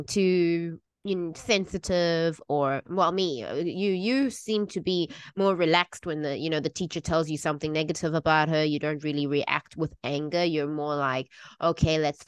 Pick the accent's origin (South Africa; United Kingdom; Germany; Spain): South Africa; moved away as an adult; now in Taiwan; I was brought up in South Africa.